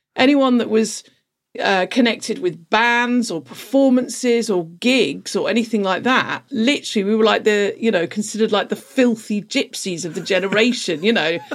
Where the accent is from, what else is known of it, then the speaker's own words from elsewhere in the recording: London, United Kingdom; I grew up in London